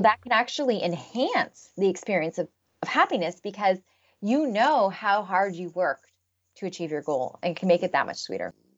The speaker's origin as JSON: {"language": "English", "country": "Canada", "said": "I'm Canadian"}